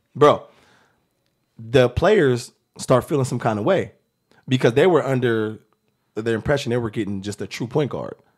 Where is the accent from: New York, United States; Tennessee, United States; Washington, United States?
Washington, United States; Seattle; I'm from Seattle, Washington